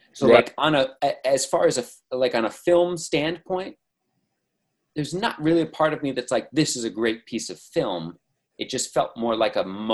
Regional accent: United States; as an American

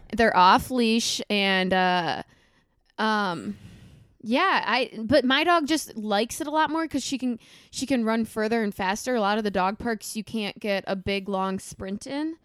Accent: Minnesota, United States; now in Chicago, United States; I'm from Minnesota, I grew up on a farm.

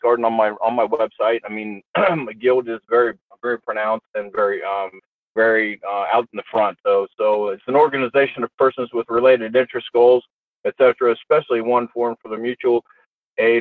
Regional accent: Newark, Ohio, United States; I grew up in Newark, Ohio

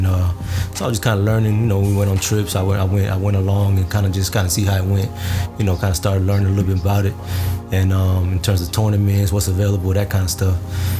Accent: Fort Lauderdale, Florida, United States; also born or lived in Chile; now in Tallahassee, United States; I grew up in Fort Lauderdale.

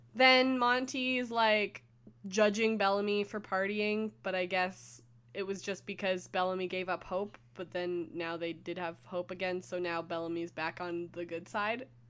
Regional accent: Canada

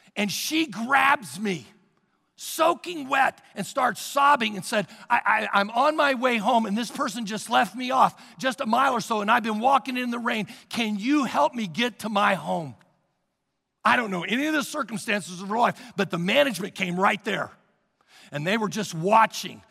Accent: Missouri, United States; moved away; In Missouri, I come from Missouri, they, there's basements everywhere

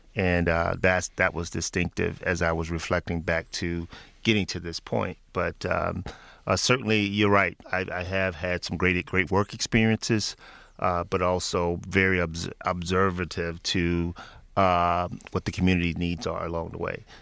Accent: Memphis, Tennessee, United States; moved away; back in my hometown of Memphis, Tennessee

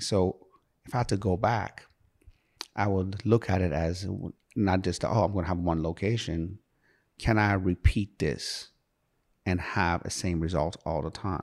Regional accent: Sharon, Pennsylvania, United States; also born or lived in Iran; I come from Sharon, P

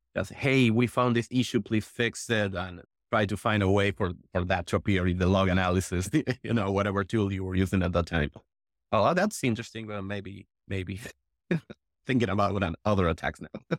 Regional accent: Argentina; I'm from Argentina

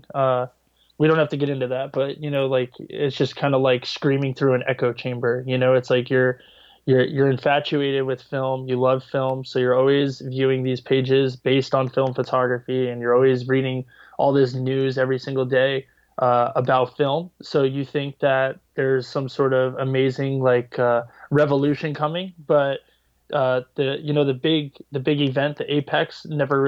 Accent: Brick, New Jersey, United States; also born or lived in Montclair, New Jersey; I grew up in Bricktown for the most part along the shore

